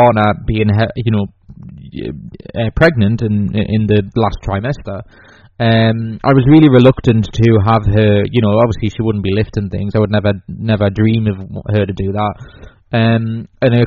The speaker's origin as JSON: {"language": "English", "region": "England", "country": "United Kingdom", "also_born_or_lived": "Newcastle", "said": "I'm English."}